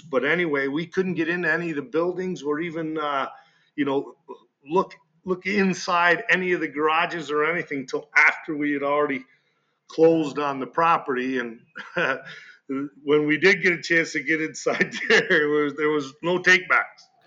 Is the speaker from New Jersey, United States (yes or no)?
no; Malone, New York, United States; I grew up here in Malone